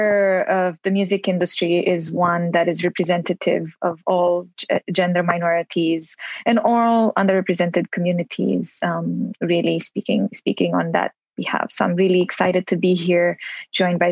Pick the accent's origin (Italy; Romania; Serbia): Romania; also born or lived in London; now in Los Angeles, United States; I'm currently in Los Angeles as well, although I'm originally from Romania